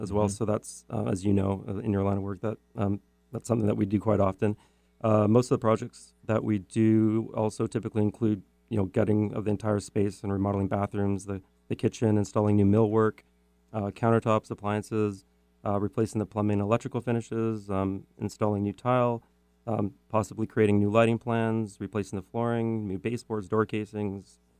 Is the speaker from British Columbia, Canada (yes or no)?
yes; Richmond, British Columbia, Canada; I grew up in um, a city called Richmond, British Columbia